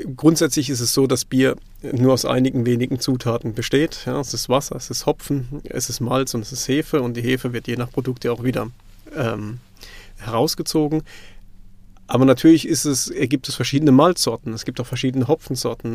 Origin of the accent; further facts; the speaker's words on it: Baden-Württemberg, Germany; accent: Kurpfälzisch; moved away; also born or lived in Black Forest; hört man wahrscheinlich schon an meinem noch leichten äh, kurpfälzischen Singsang, den ich mit drin habe. Ähm, ich komme aus dem Nordbadischen gebürtig